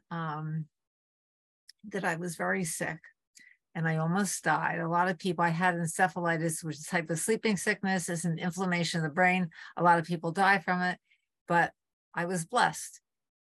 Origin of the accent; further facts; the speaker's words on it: Port Jervis, New York, United States; moved away as an adult; also born or lived in Arlington, Massachusetts; my hometown, Port Jervis, New York